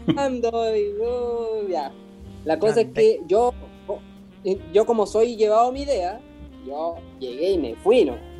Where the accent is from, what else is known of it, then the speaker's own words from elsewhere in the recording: Puerto Cisnes, Aysén, Chile; moved away as an adult; also born or lived in Valparaíso, Chile; now in Massachusetts, United States; Yo soy de la Patagonia, Puerto Cisnes.